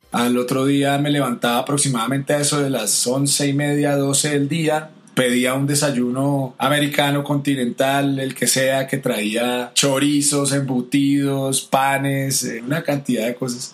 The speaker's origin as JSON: {"language": "Spanish", "region": "Bogotá", "country": "Colombia", "moved": "yes", "said": "yo soy colombiano de Bogotá"}